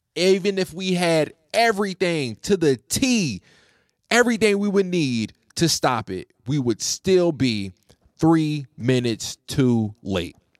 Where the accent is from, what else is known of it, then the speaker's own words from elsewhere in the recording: United States; I'm an American